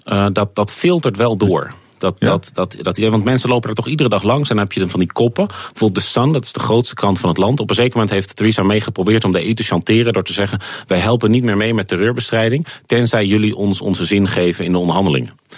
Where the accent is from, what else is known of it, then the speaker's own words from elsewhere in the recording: Netherlands; moved away as an adult; also born or lived in United Kingdom; ik ben een Nederlander, ik blijf een Nederlander.